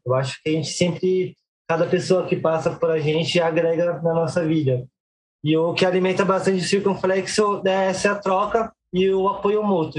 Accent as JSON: {"language": "Portuguese", "town": "Guarulhos", "region": "São Paulo", "country": "Brazil", "tie": "born or raised there", "said": "sou nasci em Guarulhos"}